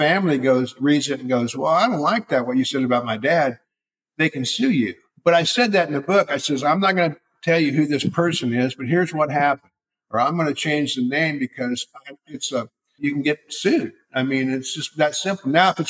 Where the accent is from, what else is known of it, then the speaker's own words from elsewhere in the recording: California, United States; I was raised in California in the 60s.